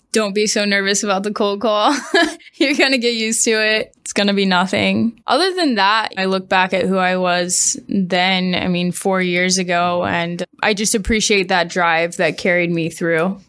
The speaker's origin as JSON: {"language": "English", "town": "Springfield", "region": "Missouri", "country": "United States", "tie": "born or raised there", "also_born_or_lived": "Arkansas / Washington, D.C.", "moved": "as an adult", "said": "I grew up in Springfield, Missouri. I left when I was eighteen for college."}